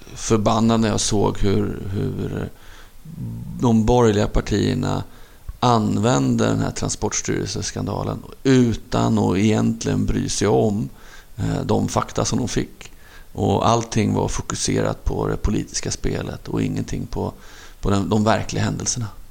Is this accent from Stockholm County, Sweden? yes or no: yes; Stockholm, Stockholm County, Sweden; jag var uppvuxen i, i, i Hagsätra, en förort söder om Stockholm